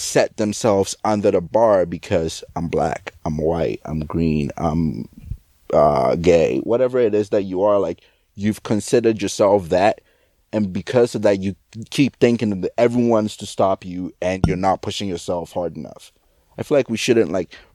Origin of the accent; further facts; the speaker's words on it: Ghana; I'm not American, like, I'm Ghanaian